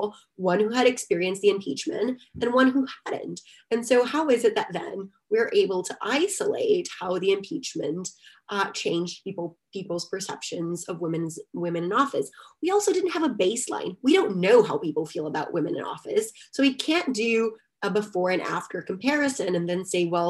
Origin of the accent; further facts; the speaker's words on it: Salvador, Bahia, Brazil; moved away; Esporte Clube Bahia, which just happens to be one of the major teams in my hometown